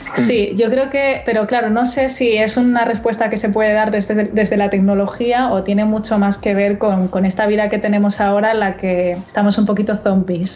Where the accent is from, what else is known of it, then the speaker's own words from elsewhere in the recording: Melilla, Spain; yo soy de Melilla